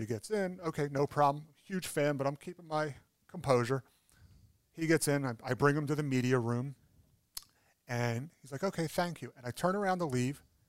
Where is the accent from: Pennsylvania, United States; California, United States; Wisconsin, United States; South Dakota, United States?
Pennsylvania, United States; Philadelphia; I'm from Philadelphia